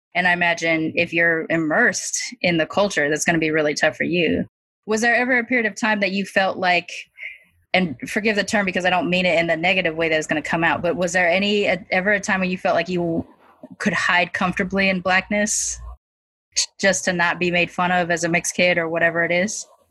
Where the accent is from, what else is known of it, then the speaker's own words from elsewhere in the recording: California, United States; the Filipinos that I grew up around here in California